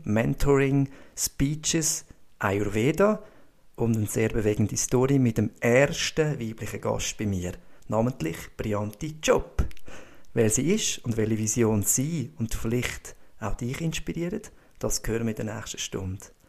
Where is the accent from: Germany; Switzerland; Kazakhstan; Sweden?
Switzerland; das Privileg, das ich dürfen gross werden, äh, bei uns in Einbach in einem Talkessel mit direkten See vor dem Haus, mit den Bergen